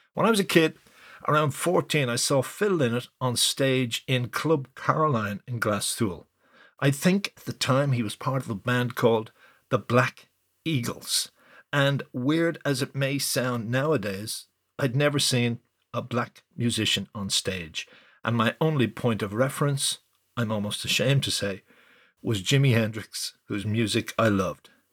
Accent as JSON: {"language": "English", "country": "Ireland", "said": "I felt as an Irish rock"}